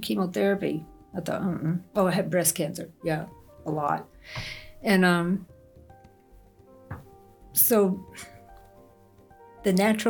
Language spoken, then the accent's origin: English; Texas, United States; now in Ruidoso, United States; East Texas.